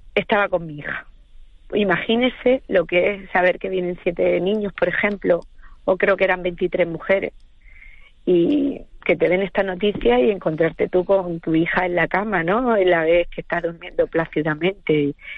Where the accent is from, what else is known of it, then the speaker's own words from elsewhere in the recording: Andalusia, Spain; now in Gran Canaria, Spain; yo soy andaluza